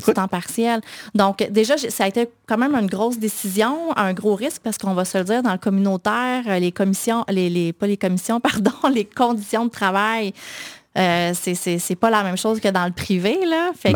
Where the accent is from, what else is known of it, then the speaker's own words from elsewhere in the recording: Quebec City, Quebec, Canada; J'ai grandi à Sillery